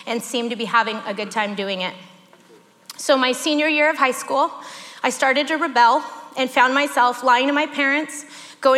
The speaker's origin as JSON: {"language": "English", "region": "Northern California", "country": "United States", "tie": "born or raised there", "said": "I grew up in Northern California"}